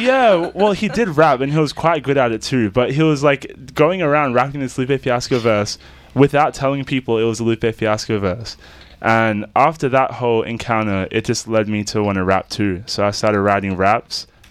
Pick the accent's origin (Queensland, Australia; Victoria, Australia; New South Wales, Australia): Victoria, Australia; Melbourne; I was born in the southeast suburbs of Melbourne